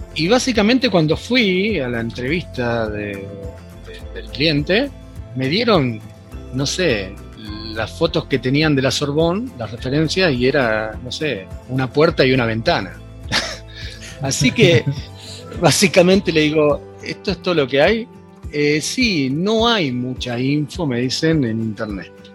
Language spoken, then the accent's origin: Spanish; Mar del Plata, Buenos Aires Province, Argentina; yo soy de Mar del Plata